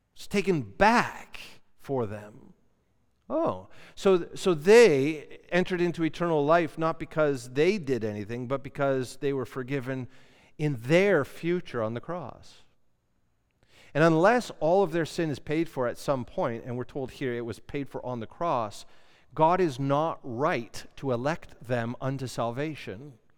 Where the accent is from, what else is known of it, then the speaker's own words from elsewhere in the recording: Canada; we're Canadian.